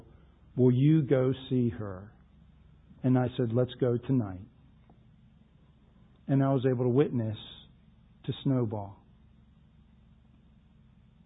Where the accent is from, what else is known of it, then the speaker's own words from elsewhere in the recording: Baltimore, Maryland, United States; I grew up in the Baltimore area